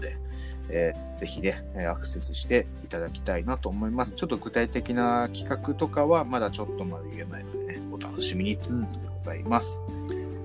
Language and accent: Japanese; Sapporo, Hokkaido, Japan; 僕、まあ、札幌出身